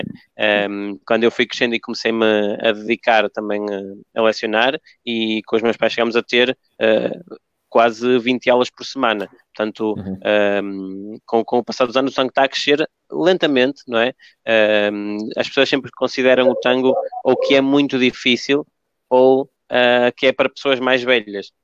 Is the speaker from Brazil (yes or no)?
no; Argentina; eu nasci na Argentina, no meio do, do tango